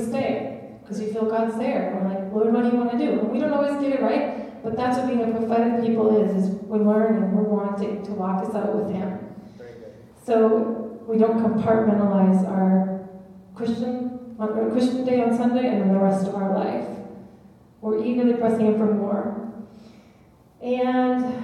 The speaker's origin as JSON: {"language": "English", "country": "United States", "said": "being American"}